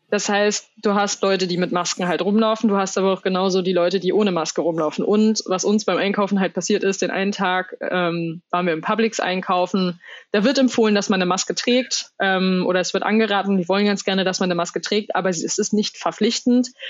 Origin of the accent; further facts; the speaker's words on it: Germany; bei uns in Deutschland